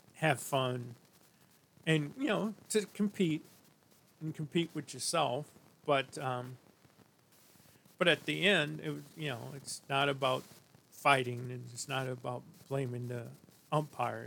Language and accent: English; St. Louis, Missouri, United States; a friend of mine that I grew up with in St. Louis